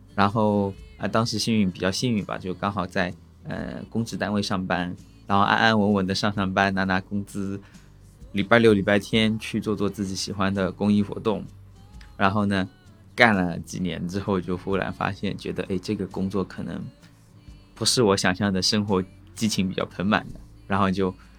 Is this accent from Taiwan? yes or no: no; Zhoushan, Zhejiang, China; 我是这么长大的